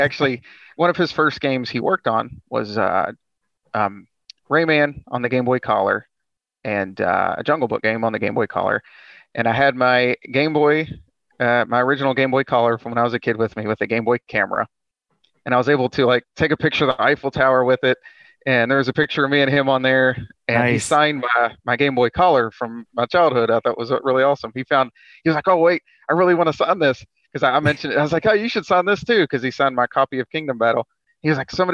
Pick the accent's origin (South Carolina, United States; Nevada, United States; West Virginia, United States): West Virginia, United States; I'm from West Virginia